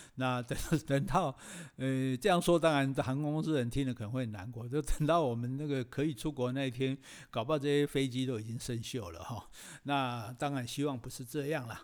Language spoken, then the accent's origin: Chinese; Taiwan; 我们台湾人